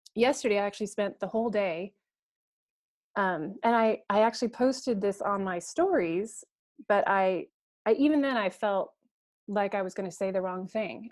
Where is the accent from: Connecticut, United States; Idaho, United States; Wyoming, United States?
Idaho, United States; Coeur d'Alene; I was raised in Coeur d'Alene, Idaho